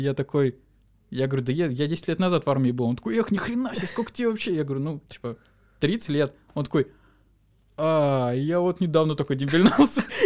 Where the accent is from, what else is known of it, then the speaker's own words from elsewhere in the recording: Volgograd, Volgograd Oblast, Russia; мы из Волгограда